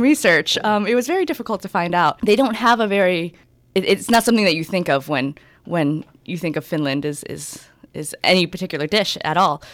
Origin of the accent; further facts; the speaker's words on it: San Diego, California, United States; Being from San Diego, from Southern California